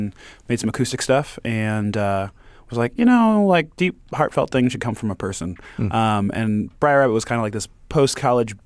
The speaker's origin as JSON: {"language": "English", "town": "Detroit", "region": "Michigan", "country": "United States", "tie": "born or raised there", "said": "I'm from Detroit, you know? So, like, my whole family grew up on Motown."}